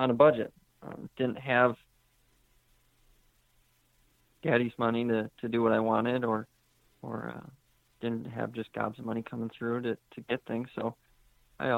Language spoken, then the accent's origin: English; Southeast Wisconsin, United States; now in Macomb, United States; I was raised in Southeast Wisconsin in a big family.